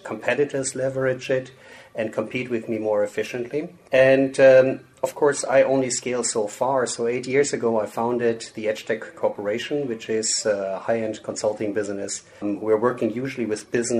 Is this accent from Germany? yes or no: yes; Germany; moved away as an adult; now in United States; I'm born and raised in Germany, but I moved to the U.S. about, 20-something years ago.